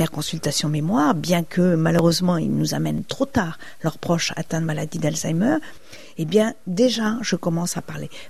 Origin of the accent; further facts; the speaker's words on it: Brittany, France; Je suis bretonne, le beurre salé, c'est délicieux.